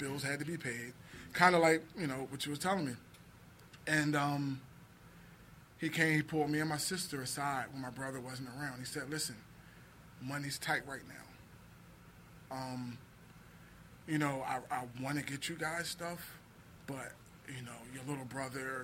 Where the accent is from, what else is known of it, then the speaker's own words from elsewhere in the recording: Philadelphia, Pennsylvania, United States; I grew up in South Philly.